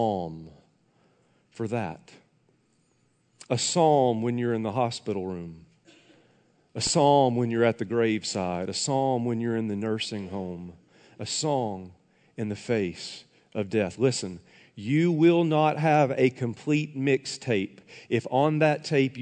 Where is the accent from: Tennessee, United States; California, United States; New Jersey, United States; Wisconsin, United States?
Tennessee, United States; moved away; I was back in my hometown in Tennessee